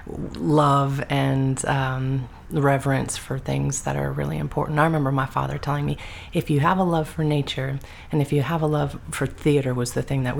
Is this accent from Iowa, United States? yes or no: no; New Orleans, North Shore, Louisiana, United States; I was born in New Orleans, lived North Shore most of my time